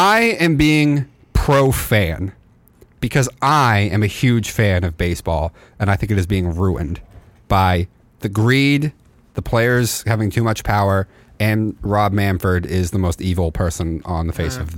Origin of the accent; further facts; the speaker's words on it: United States; I'm an American